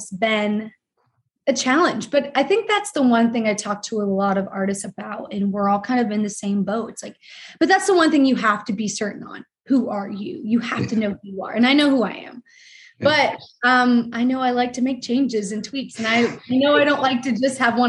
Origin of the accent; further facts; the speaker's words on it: Ohio, United States; I'm from Ohio